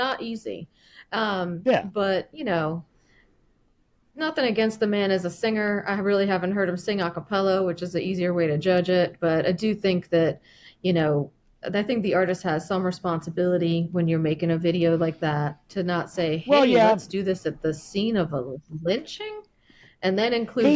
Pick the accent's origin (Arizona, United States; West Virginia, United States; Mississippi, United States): West Virginia, United States; Paw Paw; moved away; my hometown, Paw, West Virginia